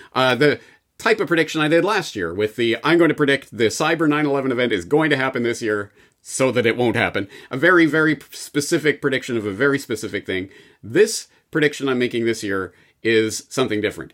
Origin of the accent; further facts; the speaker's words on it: Canada; as a Canadian